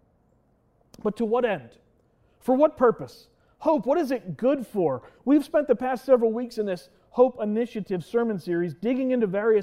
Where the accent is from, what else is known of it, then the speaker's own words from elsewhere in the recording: Lancaster County, Pennsylvania, United States; I was born and raised in Lancaster County